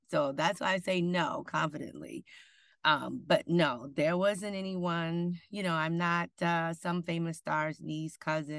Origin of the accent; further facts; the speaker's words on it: Benton Harbor, Michigan, United States; I'm originally from Michigan